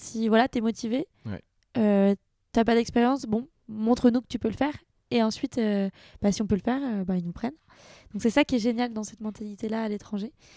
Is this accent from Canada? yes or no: no; France; moved away as an adult; also born or lived in London / Vietnam; j'avais déjà travaillé à Londres, euh, j'étais déjà française